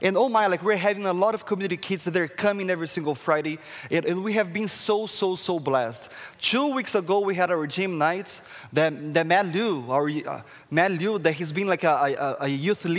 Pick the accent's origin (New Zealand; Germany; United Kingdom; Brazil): Brazil; English is a second language; moved away as an adult; now in Canada; as you can see, like, from my accents, where is this guy from? I'm from Brazil, the tropical country of Brazil